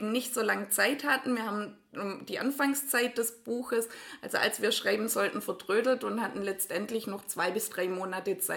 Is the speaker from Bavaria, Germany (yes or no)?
no; Ringingen, Baden-Württemberg, Germany; ich auf der Alp aus Ringingen, aus einem ganz kleinen Dorf neben Borlandingen. Und ja, wir sind beide eben in Hechingen zur Schule gegangen